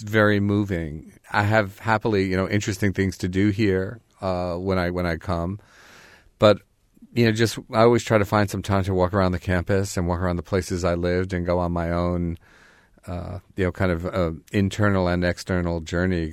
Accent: New York City, New York, United States; moved away as an adult; also born or lived in Bloomington, Indiana; I grew up in Greenwich Village

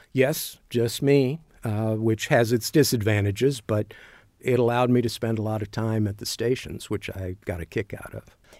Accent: Louisville, Kentucky, United States; moved away as an adult; now in Bloomington, United States; I grew up in Louisville

